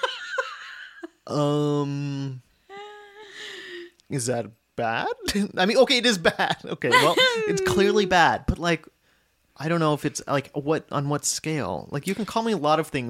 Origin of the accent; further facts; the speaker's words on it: United States; I'm American.